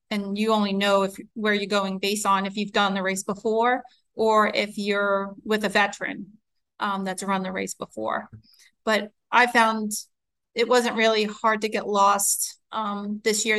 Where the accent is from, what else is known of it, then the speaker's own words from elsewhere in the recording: New York City, New York, United States; I grew up in New York. Um, I'm a city city person.